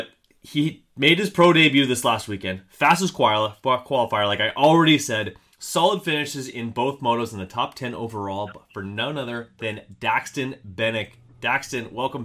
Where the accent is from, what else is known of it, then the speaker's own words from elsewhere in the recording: Canada; also born or lived in Manitoba; I am Canadian as Canadian gets. I'm located right in the middle of Canada in Manitoba